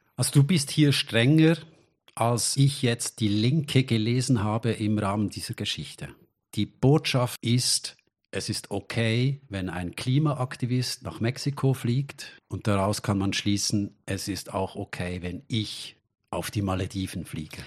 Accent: Switzerland; für uns als Schweizer

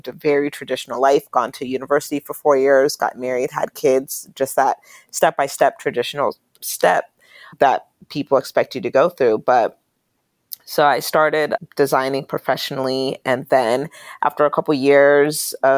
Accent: Pittsburgh, Pennsylvania, United States; moved away as an adult; also born or lived in Charlotte, North Carolina; I grew up in Pennsylvania, Western Pennsylvania, in the Pittsburgh area

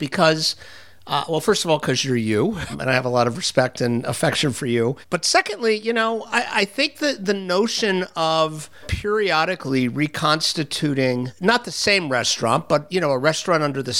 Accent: Florida, United States; Florida's my home state.

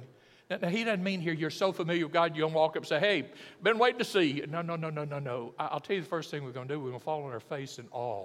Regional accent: Alabama, United States; I'm from Alabama

